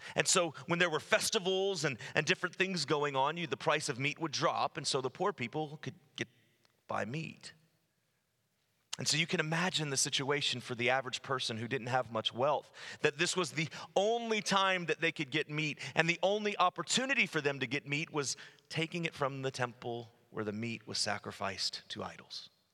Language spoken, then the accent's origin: English; United States; I'm not speaking to you as an American, I'm speaking to you as a Christian